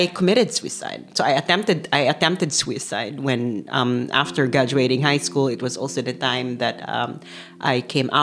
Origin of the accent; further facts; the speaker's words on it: Manila, Metro Manila, Philippines; moved away as an adult; also born or lived in Amsterdam, Netherlands; now in Maastricht, Netherlands; I'm originally from Manila, Philippines. I was born in Manila